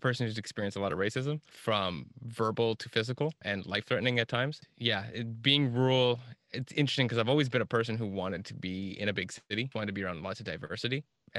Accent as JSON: {"language": "English", "town": "Kingston", "region": "Ontario", "country": "Canada", "tie": "born or raised there", "lives_now": "Toronto, Canada", "said": "grown up and lived in a lot of rural and smaller town areas in like southeastern Ontario. Primarily, I grew up a lot around Kingston, but then moved to Toronto a decade ago."}